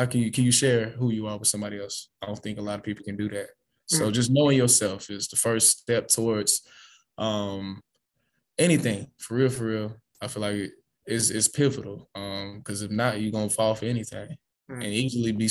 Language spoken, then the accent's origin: English; Atlanta, Georgia, United States; I live in Atlanta. I'm from Atlanta